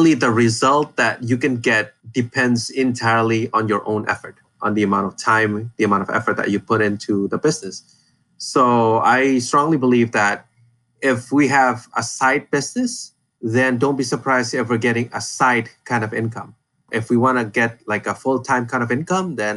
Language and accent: English; Indonesia; I'm from Indonesia. I now am based in Jakarta